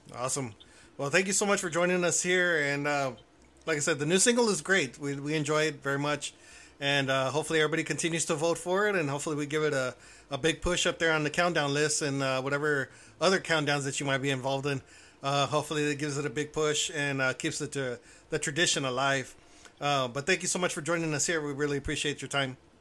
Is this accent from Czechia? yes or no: no; Houston, Texas, United States; now in Cotulla, United States; I was originally from Houston. Now I'm south of San Antonio